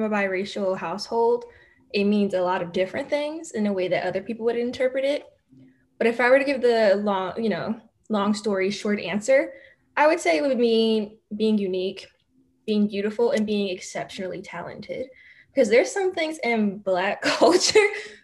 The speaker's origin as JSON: {"language": "English", "town": "Philadelphia", "region": "Pennsylvania", "country": "United States", "tie": "born or raised there", "said": "I'm from the Manayunk and Roxborough area. That's where I grew up"}